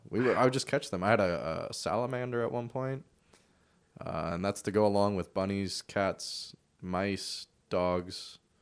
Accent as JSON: {"language": "English", "area": "Bay Area", "region": "California", "country": "United States", "tie": "born or raised there", "also_born_or_lived": "Bellingham, Washington", "moved": "yes", "lives_now": "Portland, United States", "said": "I was born in the Bay Area and then I moved up to Bellingham and now I live in Portland"}